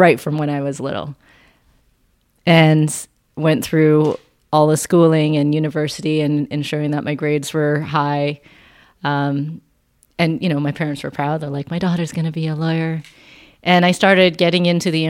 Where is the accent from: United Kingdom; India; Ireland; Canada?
Canada; Vancouver, British Columbia; I was born and raised here in Vancouver, BC, and then I grew up in the suburbs of Vancouver in North Delta